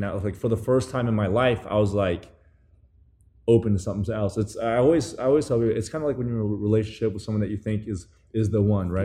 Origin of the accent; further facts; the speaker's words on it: Taiwan; moved away as an adult; also born or lived in New Zealand; now in United States; I grew up in New Zealand and Taiwan